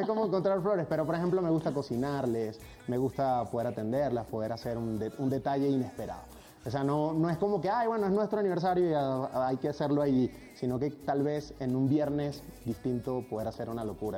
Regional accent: Araure, Portuguesa, Venezuela; moved away as an adult; now in Mexico; yo nací en un pueblito muy lindo llanero de Venezuela que se llama Araure

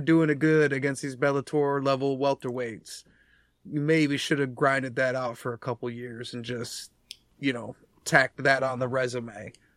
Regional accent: United States; we're American

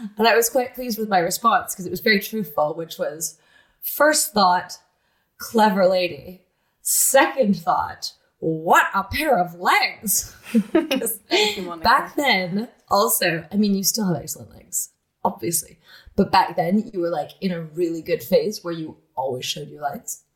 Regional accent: Toronto, Ontario, Canada; I grew up in Toronto

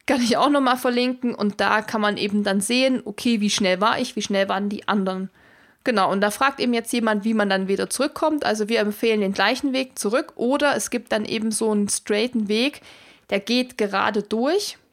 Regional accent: Erzgebirge, Saxony, Germany; bei mir in meiner Heimat, wo ich herkomme, im Erzgebirge

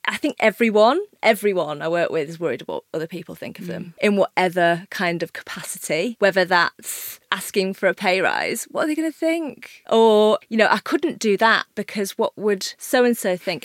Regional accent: Yorkshire and the Humber, United Kingdom; I'm from Yorkshire. My dad had a pub.

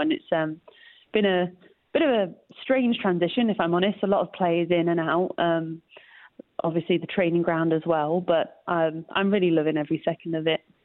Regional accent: Leicester, East Midlands, United Kingdom; moved away as an adult; also born or lived in Los Angeles, United States; I grew up here and had the same mentality.

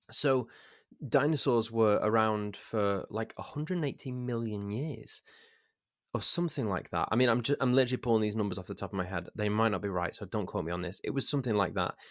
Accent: Crewe, North West England, United Kingdom; I'm from Crewe, and our local football team is called Crewe Alexandra. And when I was eleven years old, I was made a ball boy at Crewe Alexandra

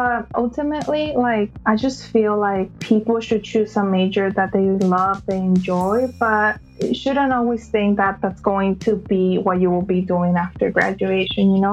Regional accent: California, United States; also born or lived in Mexico; Like you said … I am from California, born in Mexico

